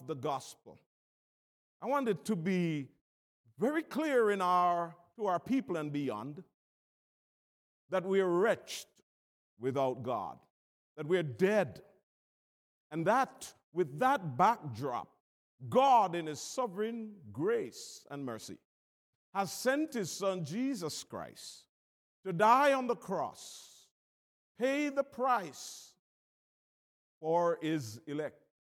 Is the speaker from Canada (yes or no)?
no; Jamaica; I'm from Jamaica